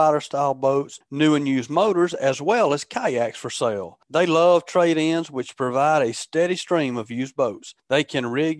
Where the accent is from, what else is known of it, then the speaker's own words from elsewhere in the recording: Alabama, United States; moved away as an adult; also born or lived in Mississippi; me moving from Mississippi over here about 8 years ago, which I'm from Alabama originally, spent a lot of my adult life in Mississippi, though.